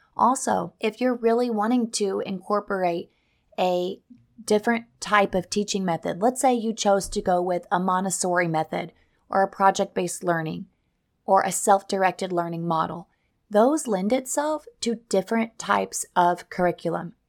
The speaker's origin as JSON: {"language": "English", "region": "Missouri", "country": "United States", "tie": "born or raised there", "moved": "as an adult", "lives_now": "Florida, United States"}